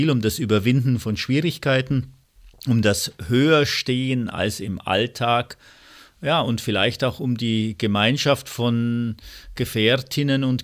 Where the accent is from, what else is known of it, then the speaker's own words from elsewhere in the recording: Füssen, Bavaria, Germany; Ich bin in den Bergen geboren, in Füssen, zu Füßen der Berge und von daher war es klar, dass man halt in die Berge geht.